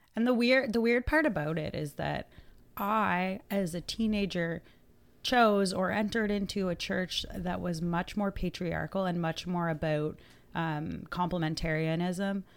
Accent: Atlantic Canada, Canada; we're from Atlanta, Canada

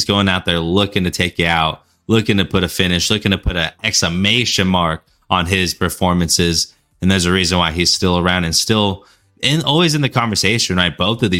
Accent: Sacramento, California, United States; moved away; Shout out Sacramento, man. My hometown now. Well, not now. Where my parents live. Went to school.

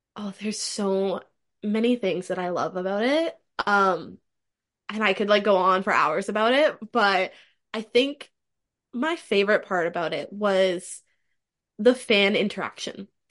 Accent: Toronto, Ontario, Canada; I'm from Toronto, Ontario, Canada, currently still living there

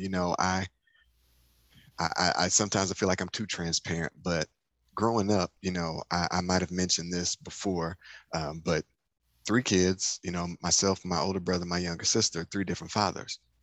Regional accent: Detroit, Michigan, United States; in Detroit, my hometown

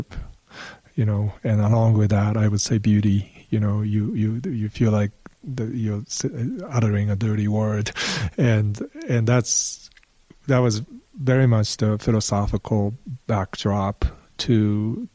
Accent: Boston, Massachusetts, United States; I was born in Boston because he was doing his postdoctorate with Noam Chomsky on generative grammar.

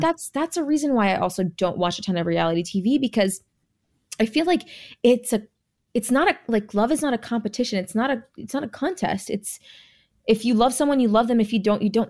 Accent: California, United States; also born or lived in Jamaica; now in Texas, United States; I was born in Jamaica, okay? I was raised in California.

